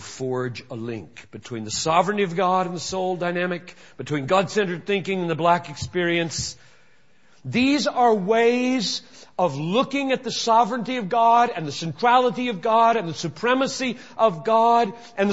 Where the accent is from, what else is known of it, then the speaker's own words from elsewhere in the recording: Greenville, South Carolina, United States; moved away; I grew up in Greenville, South Carolina, and was manifestly racist in my assumptions, attitudes, and actions as a child and a teenager